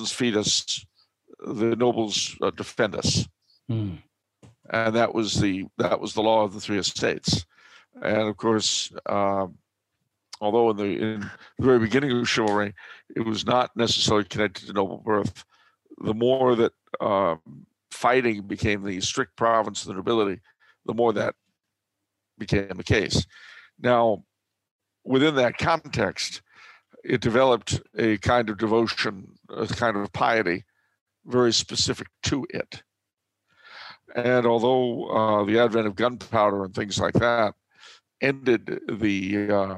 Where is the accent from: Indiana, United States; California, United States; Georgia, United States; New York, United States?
California, United States; Los Angeles; Growing up in Los Angeles